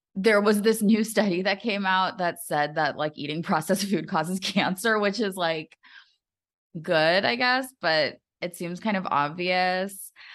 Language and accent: English; United States; I'm just too American